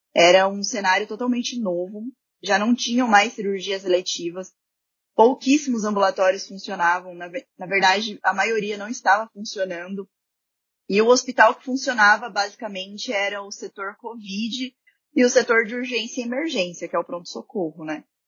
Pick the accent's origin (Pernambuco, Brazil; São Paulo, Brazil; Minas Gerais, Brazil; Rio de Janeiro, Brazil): São Paulo, Brazil; Marília; moved away as an adult; now in Santo André, Brazil; eu sou de Marília, que é uma cidade no interior de São Paulo, e atualmente eu moro em Santo André